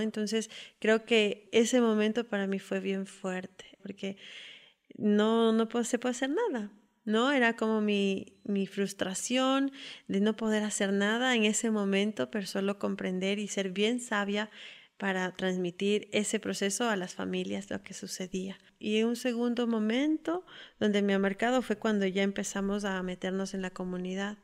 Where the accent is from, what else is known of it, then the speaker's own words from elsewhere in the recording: Quito, Pichincha, Ecuador; Soy de Quito